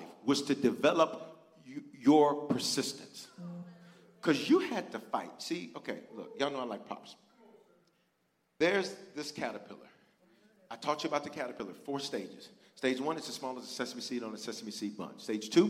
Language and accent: English; Memphis, Tennessee, United States; also born or lived in Denver, Colorado; I was born in Denver, reared in Memphis, on the south side. Orange Mound.